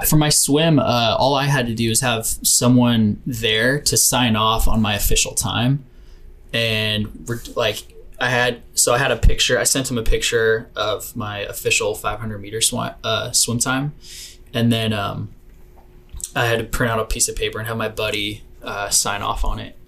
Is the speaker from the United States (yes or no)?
yes; Arroyo Grande, California, United States; also born or lived in San Luis Obispo, California; I'm from I'm from the Central Coast of California. Um, I went to high school uh, in San Luis Obispo, but I grew up in this small town just south of there called Arroyo Grande